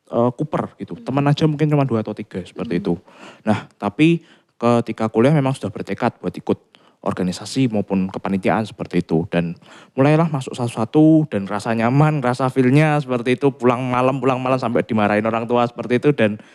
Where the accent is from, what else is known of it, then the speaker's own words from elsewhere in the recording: Semarang, Central Java, Indonesia; Oh karena aku juga orang Semarang, dan kebetulan Unika adalah salah satu kampus yang bagus dan memang favorit di Semarang